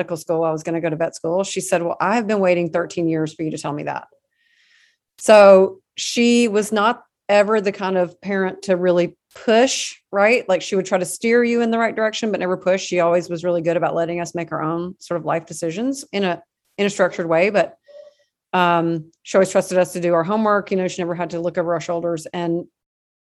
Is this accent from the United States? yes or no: yes; Alabama, United States; moved away as an adult; now in Houston, United States; I am originally from Alabama, but I now live in Texas.